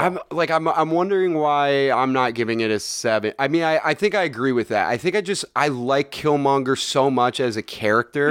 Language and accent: English; Bay Area, California, United States; I am from the Bay Area.